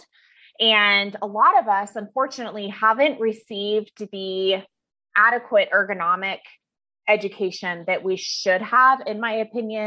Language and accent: English; Fairbanks, Alaska, United States; now in Denver, United States; I'm originally from Alaska. That's where I was born and raised, is Fairbanks, Alaska